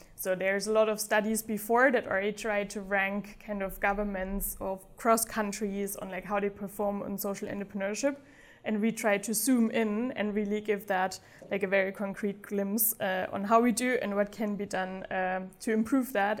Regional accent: Black Forest, Baden-Württemberg, Germany; moved away as an adult; also born or lived in Uganda / Singapore / Amsterdam / Vietnam; especially if you grow up on the countryside. Um, I did in the Black Forest

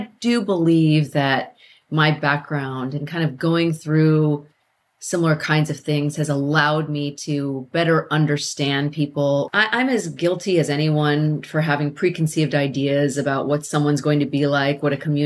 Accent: Carmichael, California, United States; I grew up in Carmichael, California

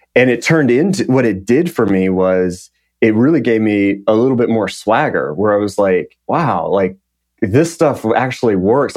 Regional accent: Lubbock, Texas, United States; I grew up in West Texas, town called Lubbock, uh, right in the panhandle of Texas.

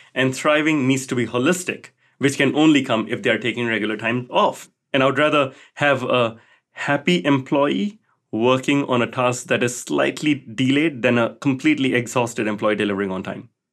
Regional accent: Singapore; Growing up in Singapore

